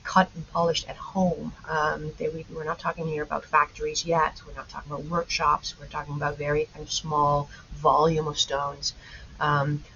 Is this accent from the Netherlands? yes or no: yes; Netherlands; I'm a Dutch native, and so I was born and raised in the Netherlands